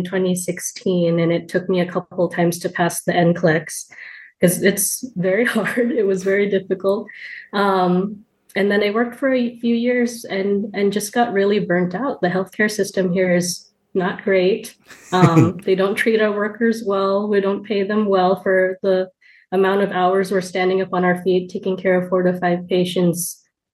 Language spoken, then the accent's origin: English; Renton, Washington, United States; moved away as an adult; now in Portland, United States; I grew up in Renton, Washington. It's a city a little bit south of Seattle, so still Pacific Northwest. But I moved to Portland about 10 years ago.